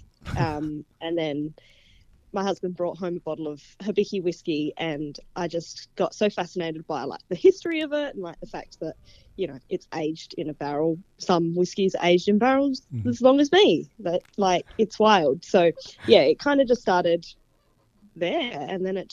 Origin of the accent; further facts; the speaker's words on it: Adelaide, South Australia, Australia; I'm from a smaller city in Australia called Adelaide, South Australia. Grew up in South Australia, so I've been there my whole life